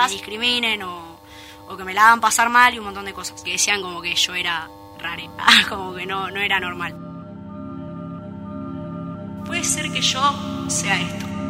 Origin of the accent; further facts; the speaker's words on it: Buenos Aires, Argentina; now in Luján, Argentina; soy del barrio Villa del Parque, vivo en Luján hace cuatro años y soy militante transfeminista.